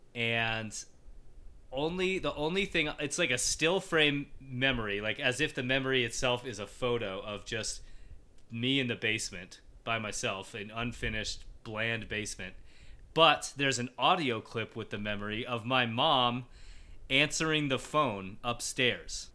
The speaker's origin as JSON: {"language": "English", "region": "Colorado", "country": "United States", "tie": "born or raised there", "said": "I grew up in Colorado, and it's basically been my, my life since I was a little kid."}